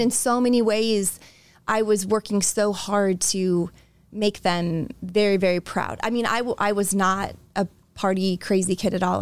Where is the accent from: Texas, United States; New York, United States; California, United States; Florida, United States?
Florida, United States; now in Iowa, United States; I was born in Florida